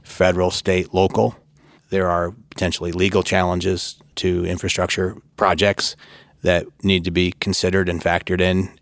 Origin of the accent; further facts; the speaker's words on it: Michigan, United States; moved away as an adult; now in Washington, D.C., United States; worked for my hometown congressman, a fellow by the name of Fred Upton of Michigan